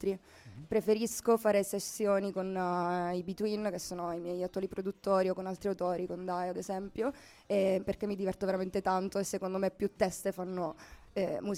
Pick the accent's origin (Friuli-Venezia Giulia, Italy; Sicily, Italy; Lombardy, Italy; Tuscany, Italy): Sicily, Italy; now in Milan, Italy; ho 23 anni, sono siciliana ma vivo a Milano.